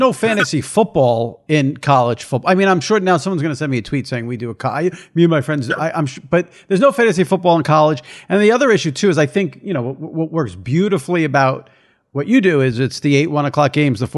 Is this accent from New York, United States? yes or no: yes; New York, United States; I'm a New Yorker. I've been a New Yorker my whole life.